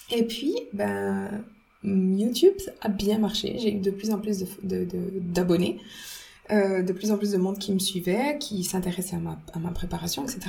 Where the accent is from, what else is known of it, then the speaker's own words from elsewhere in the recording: Switzerland; quand je suis revenue en Suisse, bah, j'ai retrouvé tous les bons aliments suisses, euh, donc euh, les, fruits, le pain suisse, tout. Enfin voilà, la, la, la, cuisine de ma mère aussi